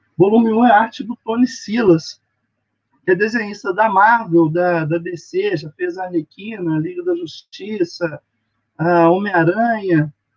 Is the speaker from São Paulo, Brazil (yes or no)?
no; Minas Gerais, Brazil; now in Bahia, Brazil; eu moro na Bahia, eu sou de Minas, mas moro na Bahia